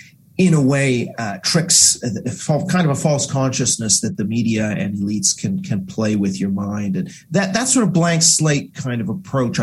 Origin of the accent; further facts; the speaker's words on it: Vancouver, British Columbia, Canada; also born or lived in Asia; I guess biographically speaking, I grew up a lot in Asia as a Canadian, and I became quite interested in the idea of national identity. And then as a youngster in Vancouver